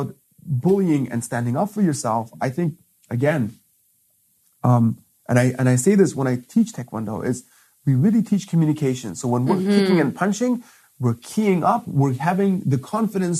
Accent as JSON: {"language": "English", "country": "Afghanistan", "moved": "yes", "said": "I'm from Afghanistan. I've come from a way worse place."}